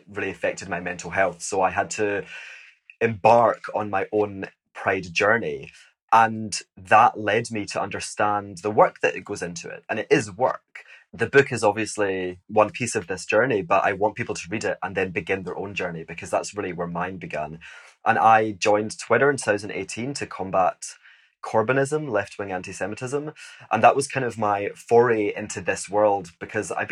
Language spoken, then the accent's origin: English; Glasgow, Scotland, United Kingdom; moved away as an adult; now in Hong Kong; I was born in Glasgow, Scotland